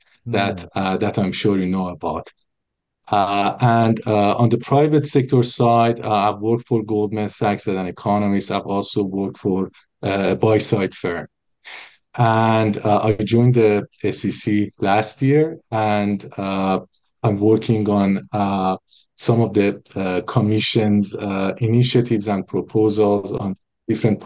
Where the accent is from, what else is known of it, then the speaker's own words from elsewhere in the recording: Tehran, Tehran Province, Iran; moved away as an adult; now in United States; I was born in Iran. Yeah. Tehran.